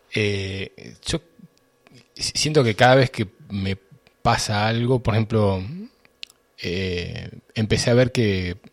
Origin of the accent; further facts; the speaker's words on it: Boulogne Sur Mer, Buenos Aires Province, Argentina; also born or lived in Río Tercero, Córdoba, Argentina; yo tenía tres años y nos mudamos de Río Tercero a, a Boulogne, un barrio de San Isidro